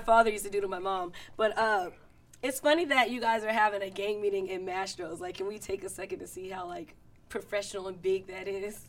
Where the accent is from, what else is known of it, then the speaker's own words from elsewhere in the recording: United States; moved away; I'm from Roosevelt, which is an all-black neighborhood